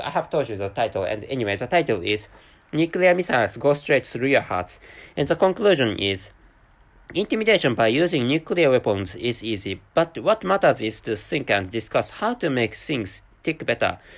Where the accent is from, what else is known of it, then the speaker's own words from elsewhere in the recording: Japan; first language Japanese; English is a second language; I'm a Japanese person living in Japan